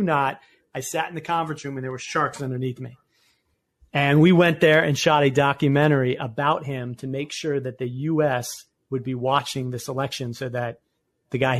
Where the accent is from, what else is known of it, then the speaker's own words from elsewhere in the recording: Annapolis, Maryland, United States; I'm from Annapolis, Maryland